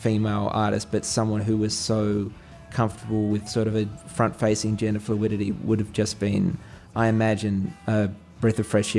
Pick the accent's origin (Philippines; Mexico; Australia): Australia; I'm Australian